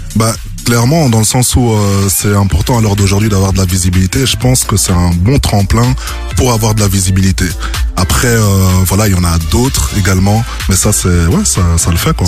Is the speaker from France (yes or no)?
no; Brussels, Brussels-Capital Region, Belgium; je viens de Bruxelles